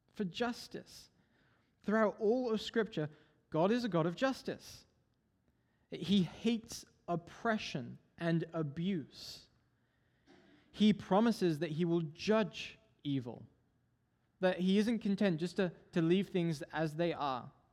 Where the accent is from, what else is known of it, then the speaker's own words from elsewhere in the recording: England, United Kingdom; moved away; I'm originally from England.